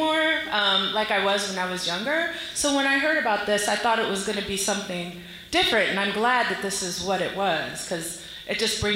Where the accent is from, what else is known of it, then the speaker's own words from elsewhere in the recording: Silver Spring, Maryland, United States; And I am from Silver Spring, Maryland.